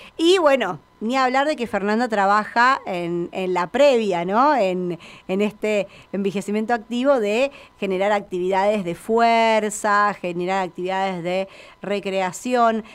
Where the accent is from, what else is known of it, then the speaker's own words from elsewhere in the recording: Argentina; en nuestro país